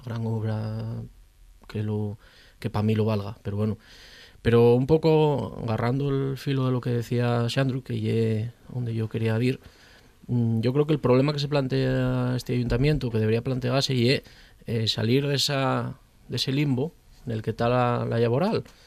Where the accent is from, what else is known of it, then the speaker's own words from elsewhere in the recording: Pravia, Asturias, Spain; soy, de Pravia, entonces pues, puedo, reivindicar mi concello